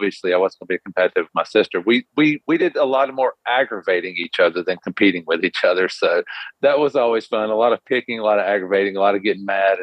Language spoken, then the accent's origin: English; North Carolina, United States; I kind of grew up in North Carolina. I've been here my entire life.